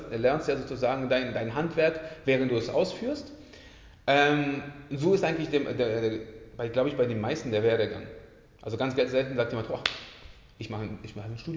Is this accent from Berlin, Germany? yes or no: yes; Berlin, Germany; also born or lived in Poland; now in Leipzig, Germany; Ähm, ich komme ursprünglich aus Berlin, geboren bin ich in Polen, ähm, hat schon immer Basketball gespielt, ähm, im, Bas im, äh, Basketball angefangen in, Be in Berlin